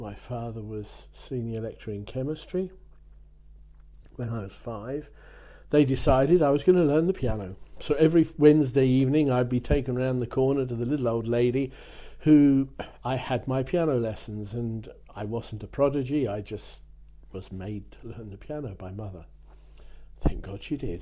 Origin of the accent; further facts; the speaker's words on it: near Dover, South East England, United Kingdom; now in France; I'm English. I was born near Dover into a family.